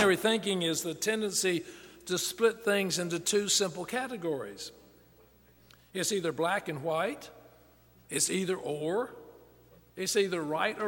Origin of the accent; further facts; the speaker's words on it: the South, United States; I grew up in the South